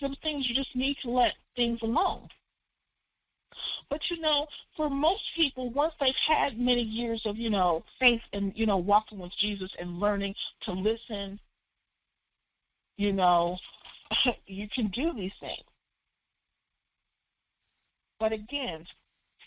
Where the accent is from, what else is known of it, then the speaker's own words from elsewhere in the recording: Philadelphia, Pennsylvania, United States; I'm from Philly, so, you know, Broad and Erie, Germantown and Westmoreland